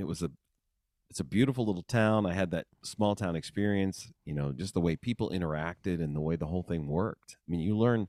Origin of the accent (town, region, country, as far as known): rural Western Pennsylvania, United States; born or raised there